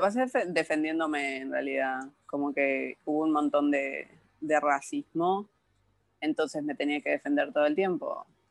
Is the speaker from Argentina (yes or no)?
yes; San Luis, Argentina; now in Buenos Aires, Argentina; nací en la ciudad de San Luis, que queda a 800 kilómetros de capital de, Buenos Aires, que es donde vivo ahora